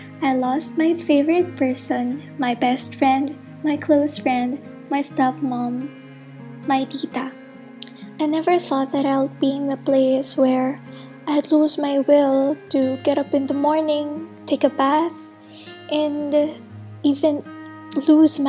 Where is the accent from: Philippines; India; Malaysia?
Philippines; I'm a postgraduate intern from the Philippines